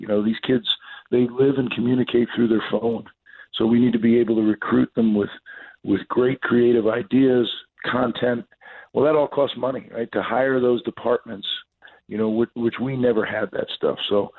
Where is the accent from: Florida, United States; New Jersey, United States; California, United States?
New Jersey, United States; I grew up in New Jersey. I always thought that New Jersey and Rutgers deserve to have a championship program